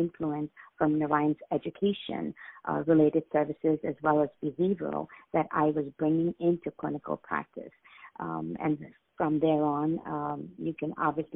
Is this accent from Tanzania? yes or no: no; India; moved away as an adult; now in United States; I was born raised in India, and I moved to the United States in 1986.